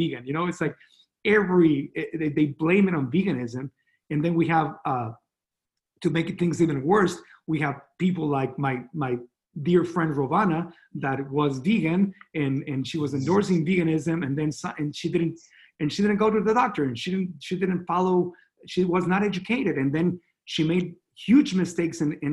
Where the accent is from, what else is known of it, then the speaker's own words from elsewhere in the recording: Mexico; accent: Latino; English is a second language; moved away as an adult; also born or lived in Miami; now in Austin, United States; I grew up in Mexico, and my English was very limited